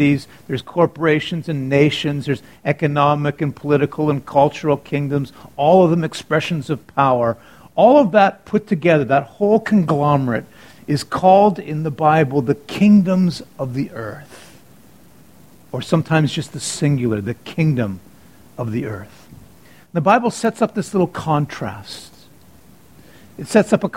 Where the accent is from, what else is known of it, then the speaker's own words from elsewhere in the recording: Canada; I'm Canadian